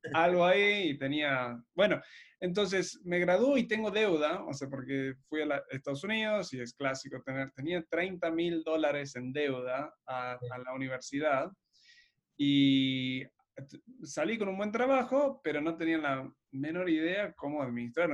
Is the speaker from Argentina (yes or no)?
no; Uruguay; moved away; Cuando yo me fui de Uruguay en 2017